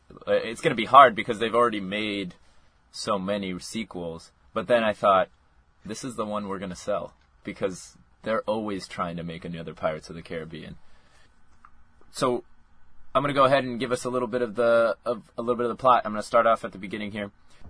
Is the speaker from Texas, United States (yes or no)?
no; San Diego, California, United States; now in Miami, United States; We're all originally from San Diego. I have moved to Miami